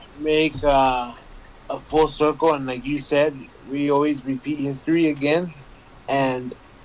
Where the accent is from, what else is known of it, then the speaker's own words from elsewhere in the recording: El Paso, Texas, United States; now in Houston, United States; I remember when I was growing up in El Paso, we had neighborhoods that were set aside by realtors in the government that only people of color could buy from.